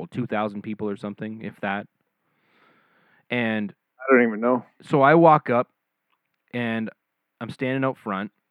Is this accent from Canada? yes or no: no; Scotland, United Kingdom; I'm I'm from Scotland, so I love